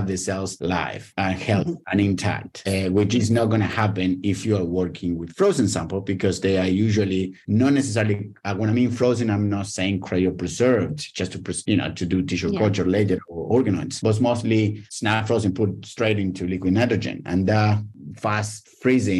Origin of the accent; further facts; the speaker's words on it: Argentina; moved away as an adult; now in Australia; I was born in Argentina, and where I did my PhD in plants genetics